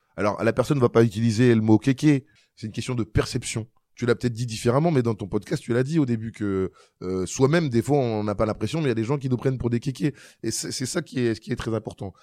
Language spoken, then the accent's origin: French; Marly-Gaumont, Hauts-de-France, France; je jouais au foot quand j'étais euh, gamin euh, à Marly Gaumont